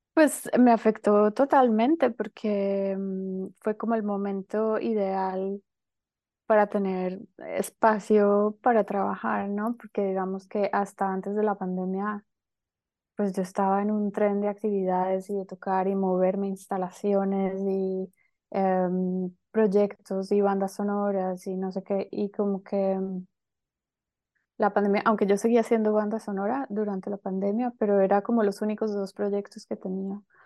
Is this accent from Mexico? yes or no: no; Colombia; moved away as an adult; also born or lived in Barcelona, Spain; now in Berlin, Germany; soy colombiana, em, llevo como 8 o 9 años viviendo en Berlín, antes estaba en Barcelona